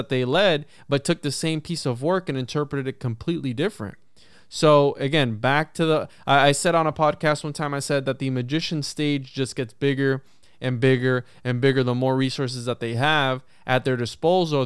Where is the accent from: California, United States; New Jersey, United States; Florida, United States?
Florida, United States; I'm from Florida